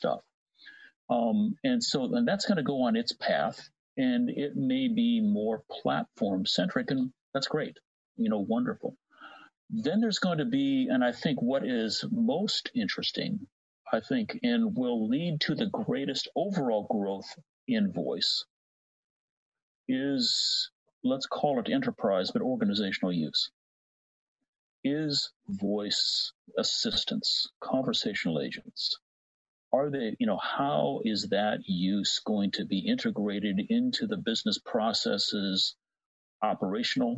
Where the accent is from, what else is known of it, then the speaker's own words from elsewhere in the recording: Midwest, United States; accent: Cincinnati TV announcer American English; I grew up in the Midwest